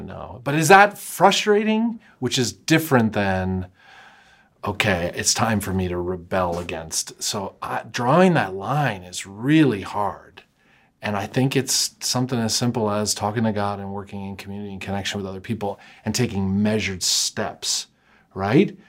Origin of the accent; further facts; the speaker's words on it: United States; as an American, like, sort of born and bred